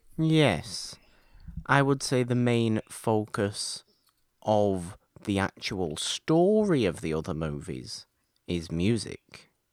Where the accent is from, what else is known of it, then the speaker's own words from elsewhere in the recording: United Kingdom; I'm British